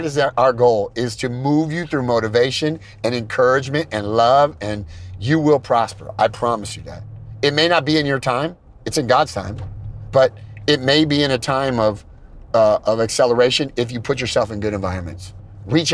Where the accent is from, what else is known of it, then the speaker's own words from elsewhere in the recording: California, United States; I'm from California